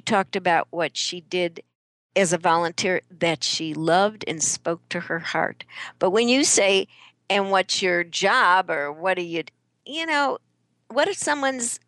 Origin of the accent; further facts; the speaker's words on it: Chicago, Illinois, United States; moved away; I'm originally from Chicago